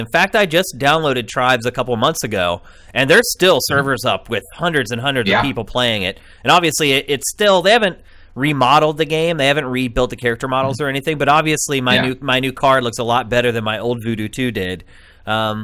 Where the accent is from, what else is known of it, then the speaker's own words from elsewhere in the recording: Carlisle, Pennsylvania, United States; I am from Central Pennsylvania, a little town called Carlisle.